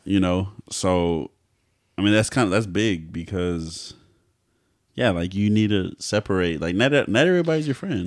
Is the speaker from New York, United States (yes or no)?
no; Texas, United States; I'm not from here. Like, I'm from Texas